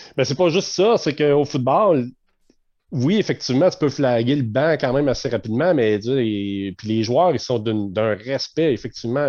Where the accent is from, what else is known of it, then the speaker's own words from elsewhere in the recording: Canada; en tant que Canadien